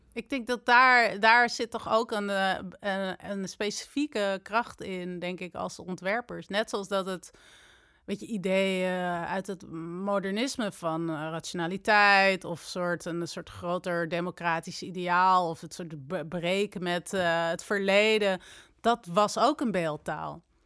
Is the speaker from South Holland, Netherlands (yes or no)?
no; Amsterdam, North Holland, Netherlands; also born or lived in Delft; En ik ben in Amsterdam opgegroeid